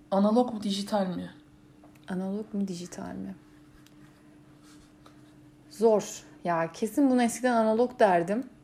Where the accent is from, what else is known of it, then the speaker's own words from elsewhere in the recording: Istanbul, Turkey; İstanbul İstanbul'dayız ya biz. Evet. Ee, İstanbulluyuz